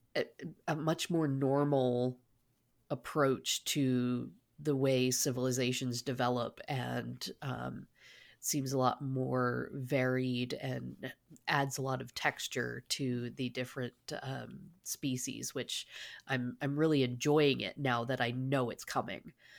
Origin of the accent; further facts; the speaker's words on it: Canada; I, I as a, a Canadian